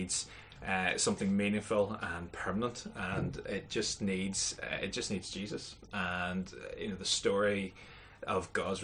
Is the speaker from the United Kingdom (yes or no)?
yes; near Lurgan, Northern Ireland, United Kingdom; moved away as an adult; now in Coleraine, United Kingdom; I grew up just outside Lurgany, a place called Marilyn